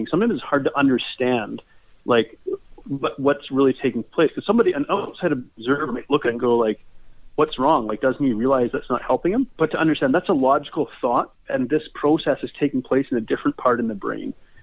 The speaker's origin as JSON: {"language": "English", "town": "Red Deer", "region": "Alberta", "country": "Canada", "said": "I'm from Red Deer, Alberta, Canada"}